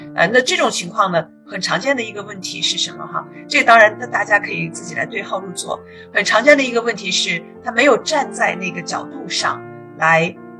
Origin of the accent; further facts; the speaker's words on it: China; now in United States; 我们中国人